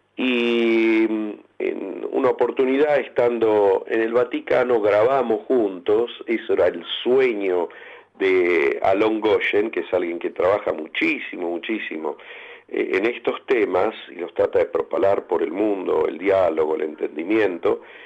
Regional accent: Argentina; todos como argentinos

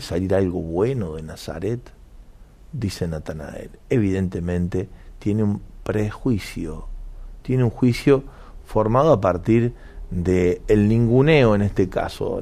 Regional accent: Argentina; como Argentina en particular

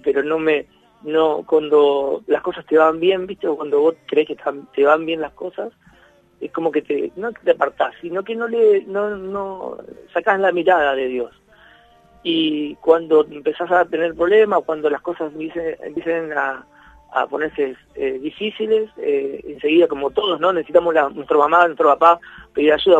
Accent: Rosario, Santa Fe, Argentina; soy el, músico rosarino de acá, de la zona

